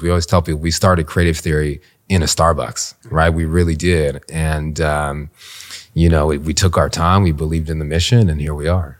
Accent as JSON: {"language": "English", "country": "Canada", "tie": "born or raised there", "moved": "as an adult", "lives_now": "Washington, D.C., United States", "said": "came from Canada. My parents immigrated to Canada from the Caribbean. I was born there"}